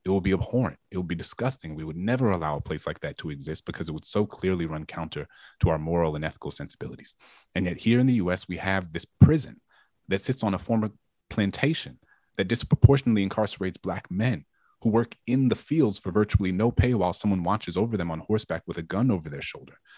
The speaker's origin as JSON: {"language": "English", "town": "New Orleans", "region": "Louisiana", "country": "United States", "tie": "born or raised there", "said": "my hometown of New Orleans"}